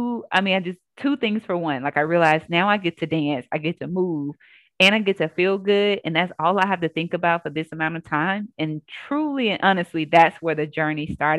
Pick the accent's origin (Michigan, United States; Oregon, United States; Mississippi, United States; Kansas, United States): Mississippi, United States; Jackson; Born and raised in Jackson, Mississippi